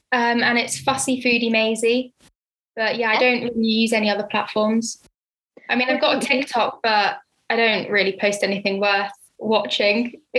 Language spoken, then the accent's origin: English; Henley-on-Thames, South East England, United Kingdom; also born or lived in Oxford; In Henley, which is where my hometown is